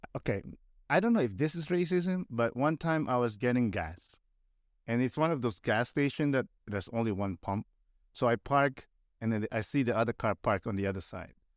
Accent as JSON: {"language": "English", "country": "Philippines", "tie": "born or raised there", "moved": "as an adult", "lives_now": "Canada", "said": "growing up in the Philippines"}